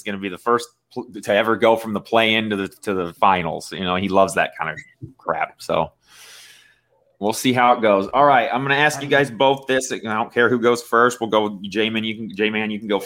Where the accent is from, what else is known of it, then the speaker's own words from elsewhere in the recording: Indiana, United States; I'm from Indiana